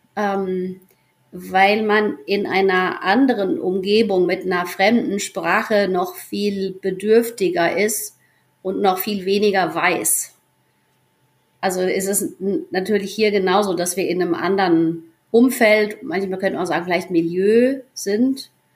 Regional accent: near Giessen, Hesse, Germany; moved away as an adult; also born or lived in Argentina / Reichelsheim; Wir kommen aus Gießen, aus der Nähe von Gießen in Hessen, kennen uns schon aus der Schule

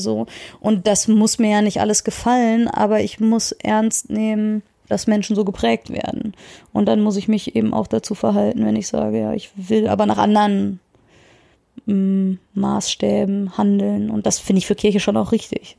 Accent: Soest, North Rhine-Westphalia, Germany; ich bin ja in der Soester Innenstadt groß geworden

